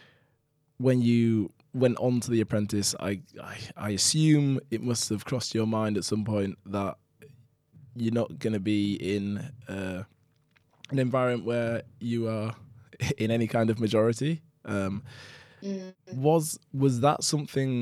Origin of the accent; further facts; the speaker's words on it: Holmfirth, Yorkshire and the Humber, United Kingdom; I'm from Yorkshire